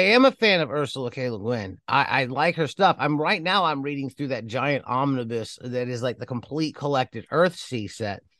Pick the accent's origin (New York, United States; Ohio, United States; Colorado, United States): Ohio, United States; Cleveland; moved away; When I was growing up in Cleveland